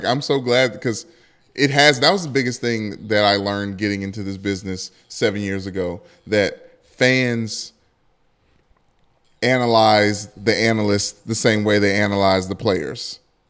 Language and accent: English; Detroit, Michigan, United States; growing up in Detroit